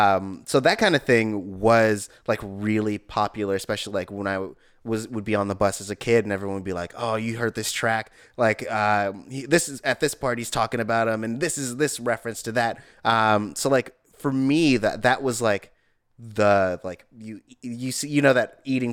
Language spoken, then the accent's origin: English; West Coast, United States; I guess I'm from the West Coast, so I was very much a … guy.